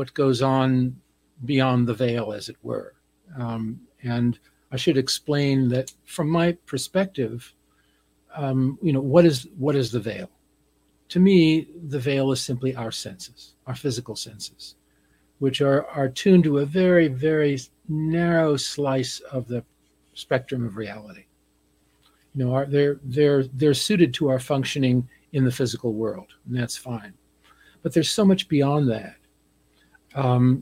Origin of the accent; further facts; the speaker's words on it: New Jersey, United States; I grew up on the East Coast in New Jersey